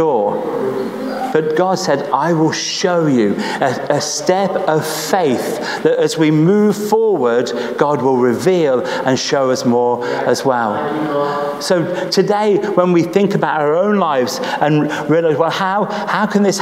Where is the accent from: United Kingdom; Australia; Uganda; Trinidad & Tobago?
United Kingdom; Nuneaton, West Midlands; I'm not from Birmingham, okay? I'm from Nuneaton